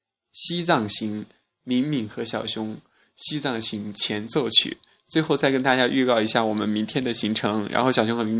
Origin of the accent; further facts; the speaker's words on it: Chongqing, China; 我作为一个重庆人，我真的是方向感不好